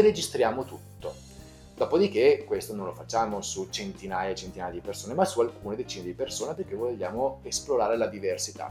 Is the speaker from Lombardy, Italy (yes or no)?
no; Veneto, Italy; sono veneto